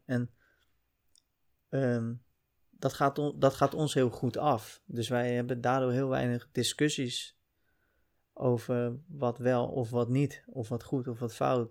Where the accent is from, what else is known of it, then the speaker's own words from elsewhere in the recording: Uitgeest, North Holland, Netherlands; also born or lived in Heemskerk; ik ben opgegroeid in Uitgeest, een, eh, een klein dorp, kleine gemeente